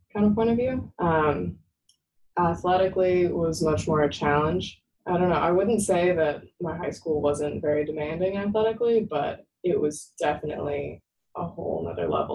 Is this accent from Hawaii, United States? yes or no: no; Sacramento, California, United States; I am from the Sacramento area and I didn't really want to stay close to home.